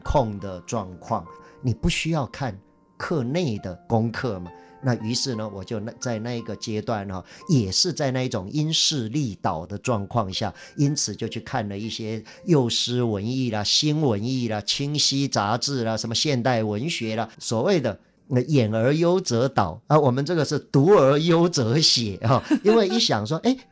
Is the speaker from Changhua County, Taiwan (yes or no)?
yes; Changhua County, Taiwan; also born or lived in Hualien; 我小时候出生在贫寒的家庭里边哈，困顿的生活在彰化县深港乡西底村